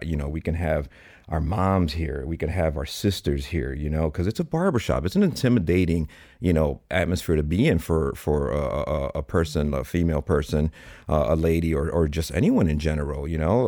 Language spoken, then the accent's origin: English; Chicago, Illinois, United States; Born and raised in Chicago